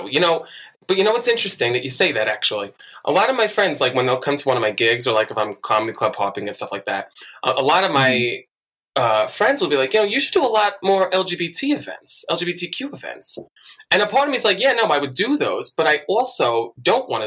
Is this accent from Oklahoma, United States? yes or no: no; Bethpage, New York, United States; Um, well, I'm from New York. Um, I grew up with my older brother, my little sister, and my mom, and I lived with my grandma um, in this little town called Bethpage.